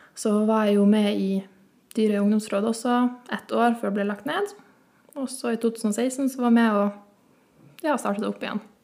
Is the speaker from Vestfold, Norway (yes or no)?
no; Dyrøy, Troms, Norway; Jeg kommer fra Dyrøy og jeg har bodd der hele livet.